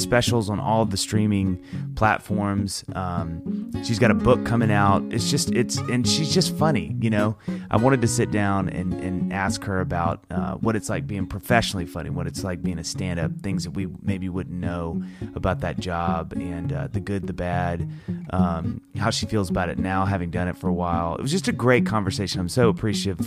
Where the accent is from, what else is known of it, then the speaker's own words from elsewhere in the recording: Mississippi, United States; I grew up in Mississippi